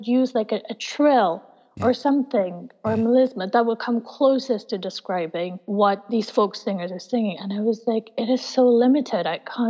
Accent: Nagaland, India; And I think it also has to do with the fact that with our folk music, because I don't think anyone's really written anything based on Naga folk

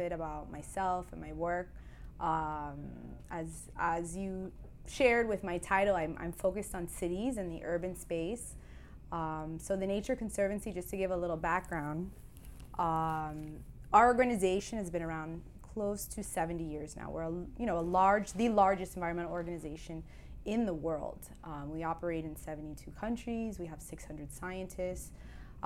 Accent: Miami, Florida, United States; You and I grew up here in Miami

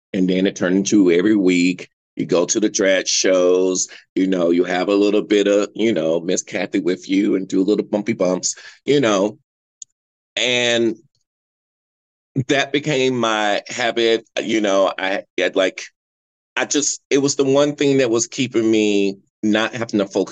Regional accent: North Carolina, United States; now in Los Angeles, United States; I'm from North Carolina, and growing up in the South

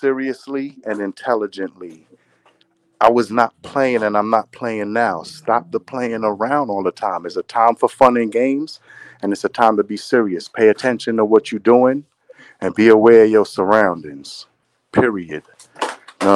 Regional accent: New York City, New York, United States; I'm from Church Ave, man. I'm from Brooklyn, New York

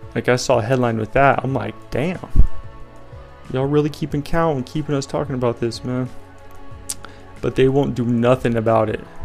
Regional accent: Colorado, United States; I'm from Colorado

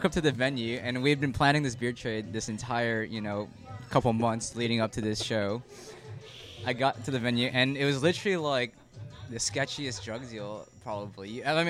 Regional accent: Chicago, Illinois, United States; I'm from Chicago

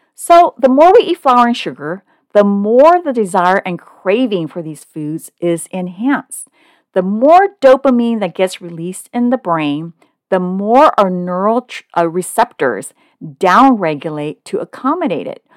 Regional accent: Oakland, California, United States; moved away as an adult; also born or lived in Hong Kong; now in Southern California, United States; although I was born in Hong Kong, my family immigrated to Oakland, California when I was one. So I consider Oakland my hometown

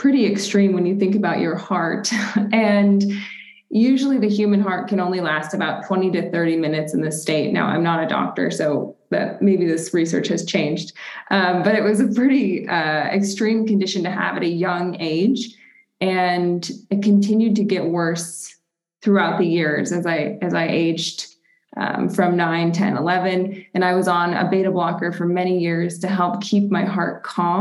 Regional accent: Rochester, New York, United States; now in Denver, United States; I'm originally from Rochester, New York. So Western New York, we like to say we're honorary Canadians

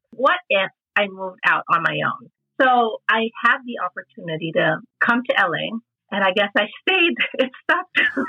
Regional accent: Philippines; I grew up in the Philippines, where we're from, Jen. Our families are from. We live in Cebu

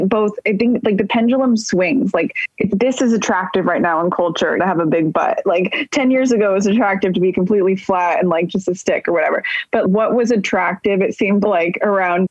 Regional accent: Bay Area, Northern California, United States; moved away as an adult; also born or lived in New York; now in Los Angeles, United States; growing up in NorCal in the Bay Area

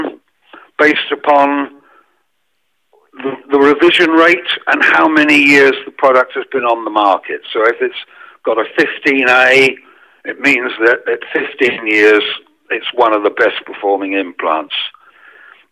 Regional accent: England, United Kingdom; now in France; because I'm English

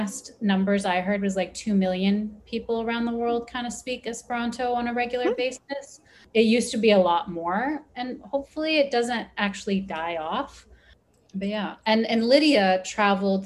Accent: United States; first language Persian; English is a second language; my family comes from Iran. So that was my first language, even though I was born and raised in America.

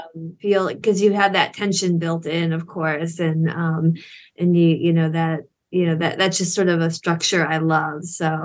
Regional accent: Michigan, United States; I'm from Michigan

